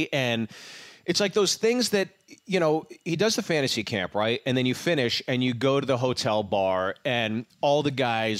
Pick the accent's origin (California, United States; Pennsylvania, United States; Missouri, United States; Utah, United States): Pennsylvania, United States; Pittsburgh; moved away as an adult; also born or lived in New York; I'm from Pittsburgh